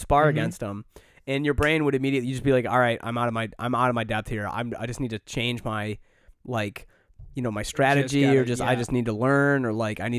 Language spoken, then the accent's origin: English; Southfield, Michigan, United States; now in Chicago, United States; I grew up right around that area.